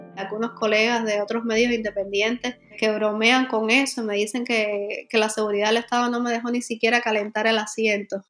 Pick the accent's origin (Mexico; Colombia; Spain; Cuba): Cuba